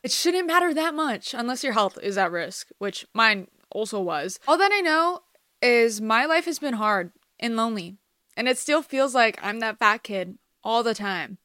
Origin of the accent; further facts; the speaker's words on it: Los Angeles, California, United States; also born or lived in Iran (ancestry); I'm Iranian American, I've lived in America my whole life, but I'm Persian. More specifically in the L A area